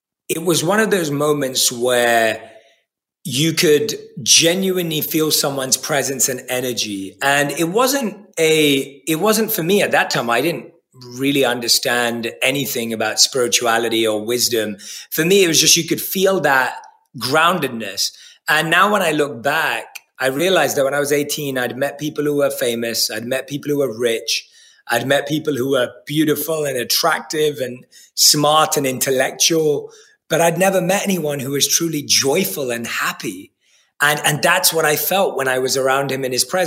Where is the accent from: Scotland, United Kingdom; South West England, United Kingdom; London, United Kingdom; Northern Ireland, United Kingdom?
London, United Kingdom; I was born and raised in London